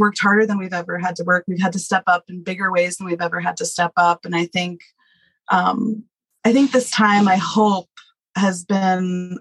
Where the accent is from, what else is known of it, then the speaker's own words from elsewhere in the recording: New Jersey, United States; moved away as an adult; now in Nepal; Born and bred. Yeah, I am from New Jersey. I grew up in the suburbs